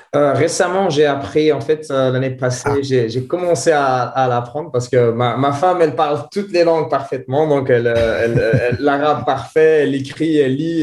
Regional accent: Antwerp, Flanders, Belgium; first language French; vu que j'ai grandi en Anvers, j'ai appris le néerlandais

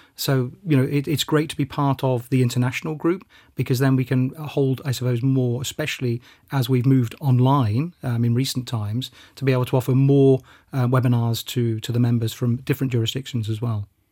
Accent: United Kingdom; moved away as an adult; now in Luxembourg; being a Brit

